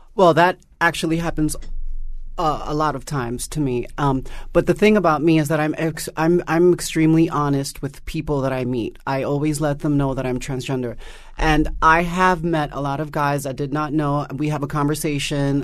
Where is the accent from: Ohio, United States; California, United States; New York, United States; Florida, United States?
New York, United States; New York City; my experience growing up in Harlem, was very, very harsh